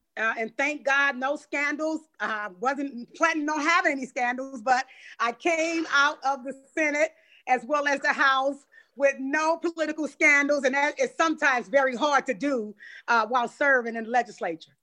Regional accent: St. Louis, Missouri, United States; I come from the Doris Webby housing projects

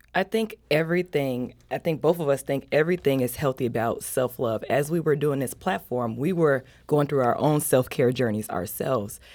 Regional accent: Chicago, Illinois, United States; moved away as an adult; now in St. Louis, United States; I've been living here in Saint Louis for seven years. I'm from Chicago

